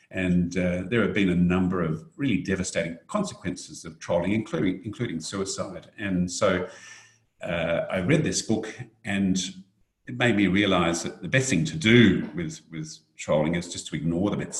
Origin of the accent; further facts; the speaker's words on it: Australia; But fortunately, I think as Australian of the Year, I'm in a somewhat protected situation.